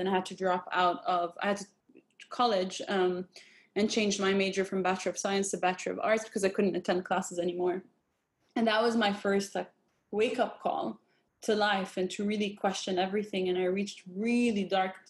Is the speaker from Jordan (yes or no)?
yes; Jordan; I grew up in Jordan, Palestinian background